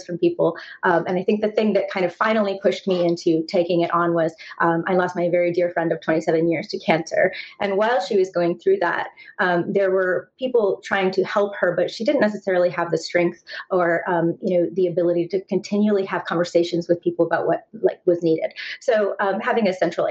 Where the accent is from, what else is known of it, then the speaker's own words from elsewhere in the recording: Indiana, United States; moved away; also born or lived in North Carolina / Los Angeles; So I grew up in a small town in Indiana. So I have kind of that Midwest upbringing